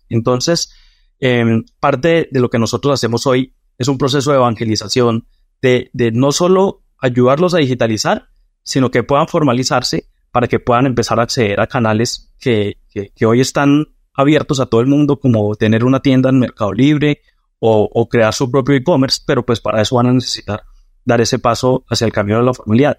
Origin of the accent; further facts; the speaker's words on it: Boyacá, Colombia; nací en una, pues, en, una provincia de, Colombia que se llama Boyacá